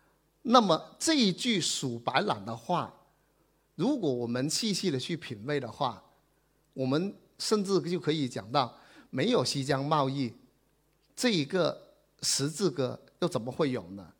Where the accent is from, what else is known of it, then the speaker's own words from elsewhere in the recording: Guangdong, China; 只是希望我们关心的问题是我们广府人的生活，我是希望从这个角度跟大家从另外一个角度去体验感受一下我们广府人今天的生活